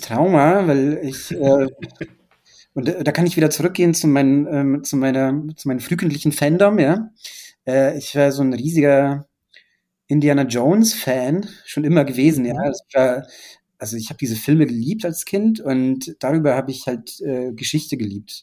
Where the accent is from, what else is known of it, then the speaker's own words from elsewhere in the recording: Bratislava, Bratislava Region, Slovakia; German is a second language; moved away; die Bratislava ist ja in der Nähe von Wien, ne? Also es ist ja so mehr oder weniger es ist ja, es ist ja eine Grenzstadt und äh, wir haben damals äh, ORF empfangen, das weiß ich noch, als ich klein war